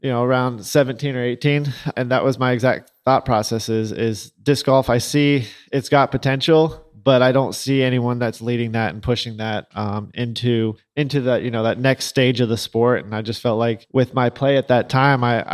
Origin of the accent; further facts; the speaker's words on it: Huntington Beach, California, United States; I grew up in Huntington Beach, California.